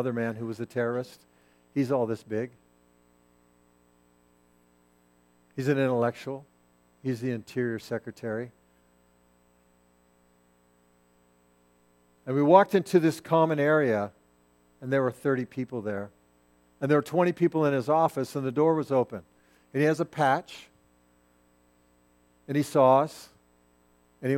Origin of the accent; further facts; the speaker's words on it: United States; I'm an American, and I'm a Christ follower